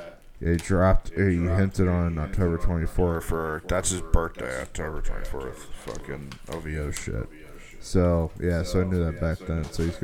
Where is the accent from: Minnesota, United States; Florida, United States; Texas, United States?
Florida, United States; Tampa; My hometown, Tampa.